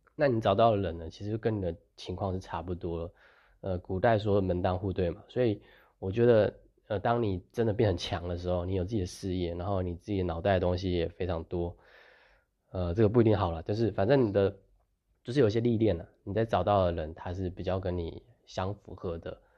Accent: Taiwan; 我们这个时，年代的人，就是从小生活在比较，大部分，我是说大部分，然后在台湾，就是生活在比较，呃，优渥的环境

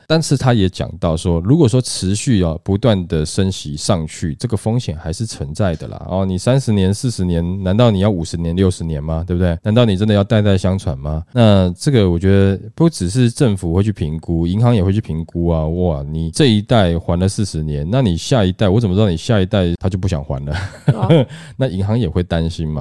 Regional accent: Taiwan; 我们台湾人想出的这个步数哈

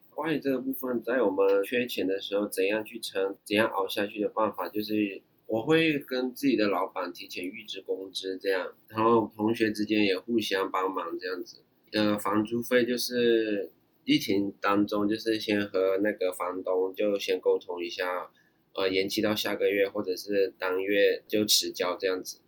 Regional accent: Myanmar; moved away as an adult; now in Taiwan; 我来自缅甸，我就读于国立台北商业大学商业管理设计系，来台三年以上

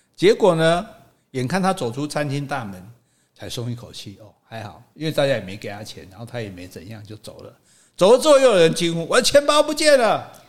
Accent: Taiwan; 我们是台湾人

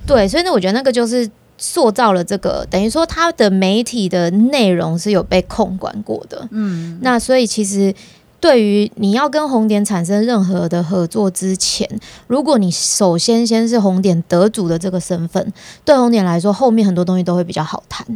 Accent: Taiwan; 从我们我台湾人的角度来看，我有时候就觉得很有趣。

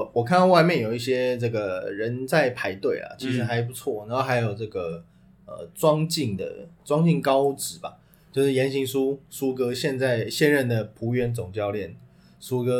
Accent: Taipei, Taiwan; also born or lived in Banqiao, New Taipei; 我们台北人

